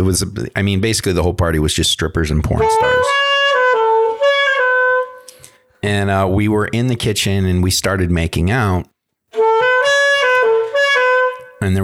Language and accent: English; Michigan, United States; now in Los Angeles, United States; I said, "I'm from Michigan. I just got into town about 6 months ago, and I'm trying to make it in Hollywood."